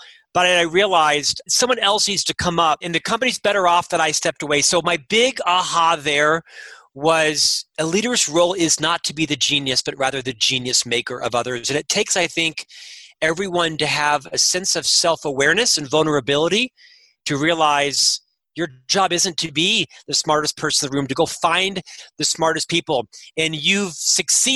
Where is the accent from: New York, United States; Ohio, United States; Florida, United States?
Florida, United States; now in Utah, United States; I'm from Florida, and a little bit of swagger, right? Kind of the East Coast mentality and such. And when I moved to Utah